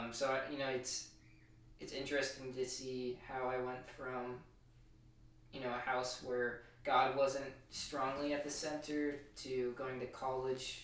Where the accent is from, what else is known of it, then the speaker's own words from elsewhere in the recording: New Hampshire, United States; moved away as an adult; also born or lived in Colorado; now in Charlotte, United States; I grew up in New Hampshire, but I also, I moved out to Colorado for 7 years of my life